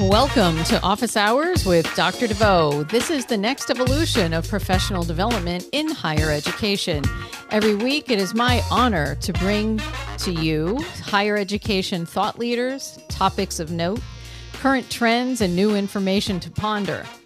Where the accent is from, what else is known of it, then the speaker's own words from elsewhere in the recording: Massachusetts, United States; my home state of Massachusetts